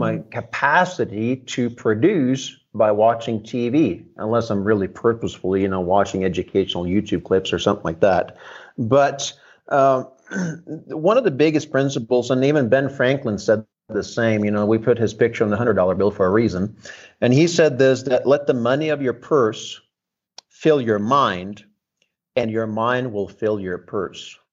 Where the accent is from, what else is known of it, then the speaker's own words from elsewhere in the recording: Norway; now in United States; I grew up under socialism in Northern Europe. Um, came to America.